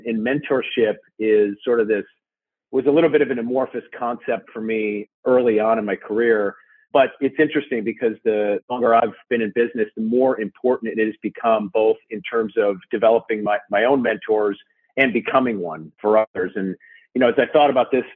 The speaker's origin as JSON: {"language": "English", "region": "Minnesota", "country": "United States", "tie": "born or raised there", "moved": "yes", "lives_now": "Darien, United States", "said": "I grew up in Minnesota, a child of the 80s"}